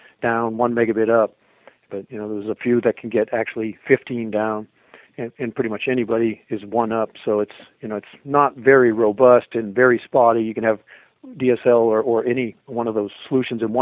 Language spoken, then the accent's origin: English; Maine, United States; also born or lived in Denver; I grew up here in Maine and then took off